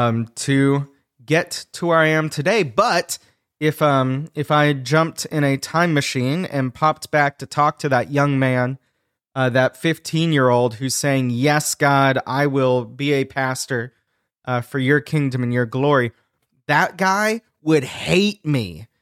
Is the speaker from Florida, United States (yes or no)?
yes; Pensacola, Florida, United States; now in Atlanta, United States; So I am a Southerner. I am living in the South right now. Okay. Me and my family are in Atlanta. My wife and I are both originally from Pensacola, Florida. So Northwest Florida, also known as LA, Lower Alabama.